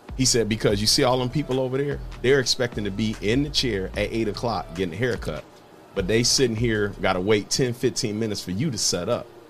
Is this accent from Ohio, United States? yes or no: yes; Toledo, Ohio, United States; born or raised there